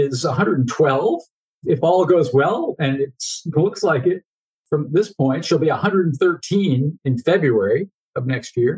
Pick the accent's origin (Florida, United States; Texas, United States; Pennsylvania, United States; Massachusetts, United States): Massachusetts, United States; Foxborough; moved away; still living in the house I grew up in Foxborough, Massachusetts